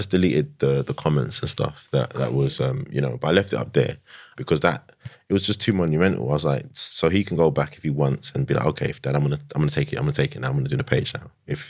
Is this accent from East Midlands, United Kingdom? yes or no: no; London, United Kingdom; I'm from Tottenham, innit?